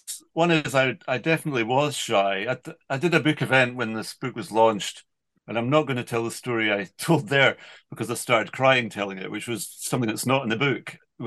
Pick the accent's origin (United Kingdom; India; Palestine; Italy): United Kingdom; North Berwick, Scotland; also born or lived in Aberdeen / Edinburgh; I'm from North Berwick. So I went to school in North Berwick. Then I went to university in Aberdeen and started the thing at the end of university in Aberdeen, but then moved back to Edinburgh.